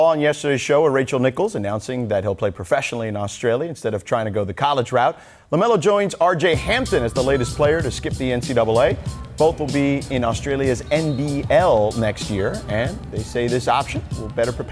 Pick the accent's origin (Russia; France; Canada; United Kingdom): France; English is a second language; also born or lived in Lakeland, United States; now in Florida, United States; Yeah, I was born in Lakeland, Florida in 2001. And at that time, my dad was playing in France, overseas in France.